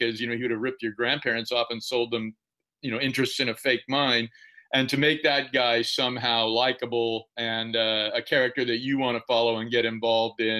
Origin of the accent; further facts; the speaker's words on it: Central Valley, California, United States; I grew up in the Central Valley and a lot of rough guys who worked in the oil fields